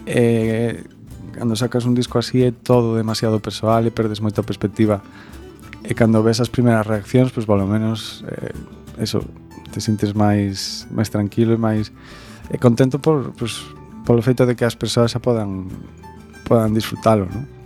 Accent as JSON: {"language": "Galician", "town": "Ferrol", "region": "Galicia", "country": "Spain", "moved": "yes", "lives_now": "Vigo, Spain", "said": "eu son un ferrolán son, Eu son un ferrolán que que un día marchei para o sur, para Vigo"}